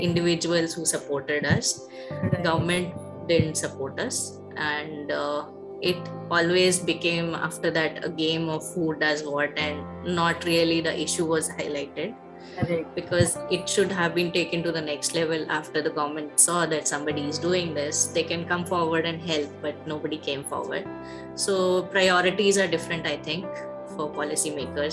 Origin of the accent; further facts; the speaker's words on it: Dehradun, Uttarakhand, India; first language Hindi; English is a second language; moved away as an adult; also born or lived in Andhra Pradesh / Delhi / Andaman Islands / Nellore; now in Visakhapatnam, India; growing up in Dehradun